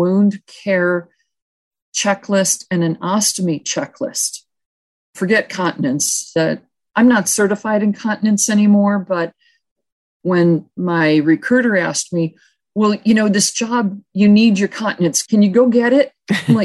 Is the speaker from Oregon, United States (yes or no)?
no; Buffalo, New York, United States; moved away; also born or lived in Tucson, Arizona; I'm from Buffalo, New York, and my family's there